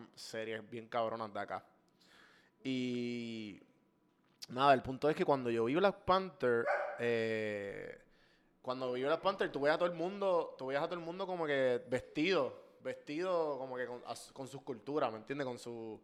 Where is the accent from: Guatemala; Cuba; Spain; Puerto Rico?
Puerto Rico